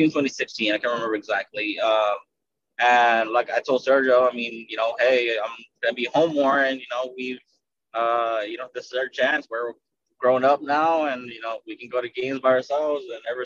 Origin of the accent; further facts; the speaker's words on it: Washington, District of Columbia, United States; But on the MLS side, obviously, since I am from Washington, D.C., mm-hmm.